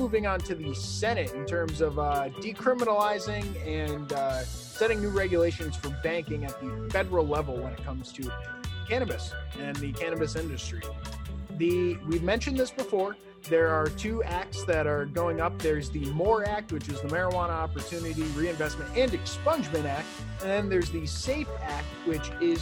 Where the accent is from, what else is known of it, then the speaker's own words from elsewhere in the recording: New York, United States; I'm from New York